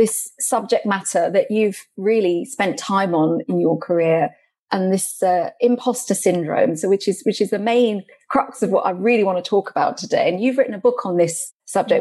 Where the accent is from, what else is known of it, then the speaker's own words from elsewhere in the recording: United Kingdom; also born or lived in Goa, India (ancestry); I'm of Indian origin, so I was born here in Britain, but I'm from Goa in India.